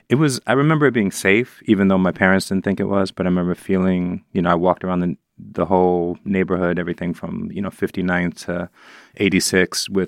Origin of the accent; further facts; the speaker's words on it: New York City, New York, United States; as a child, I think growing up in the Upper West Side